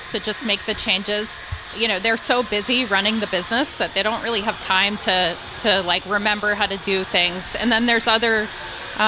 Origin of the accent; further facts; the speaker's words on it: Westwood, Massachusetts, United States; I grew up in Westwood.